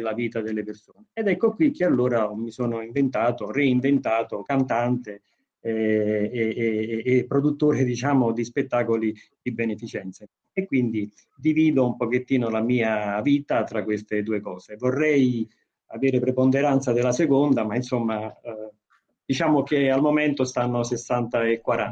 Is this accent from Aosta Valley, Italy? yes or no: no; Naples, Campania, Italy; essendo napoletano